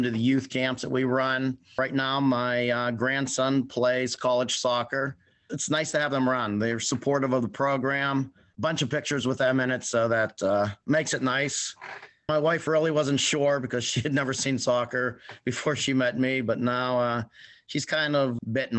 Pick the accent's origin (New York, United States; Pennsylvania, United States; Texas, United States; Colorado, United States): Pennsylvania, United States; Springdale; I grew up in Springdale, which is about 45 minutes away from where I live